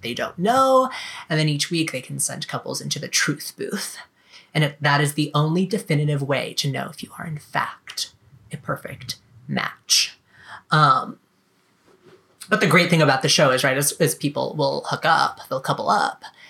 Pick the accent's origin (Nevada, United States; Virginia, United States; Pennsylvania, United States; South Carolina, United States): South Carolina, United States; moved away as an adult; also born or lived in Florida; growing up in South Carolina, going to college in Florida